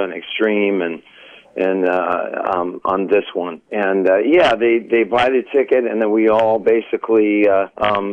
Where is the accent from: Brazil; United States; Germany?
United States; Las Vegas, Nevada; moved away as an adult; now in Nashville, United States; I was born and raised in Las Vegas, Nevada.